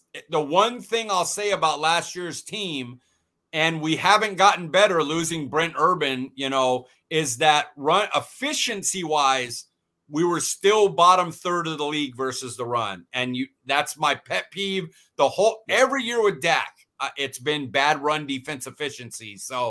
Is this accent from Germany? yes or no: no; Fresno, California, United States; I'm from Fresno, California